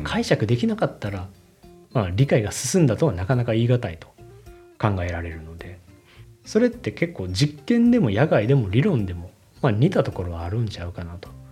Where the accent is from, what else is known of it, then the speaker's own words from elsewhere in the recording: Japan; first language Japanese; 僕は日本人やから、その、母語で、つまり日本語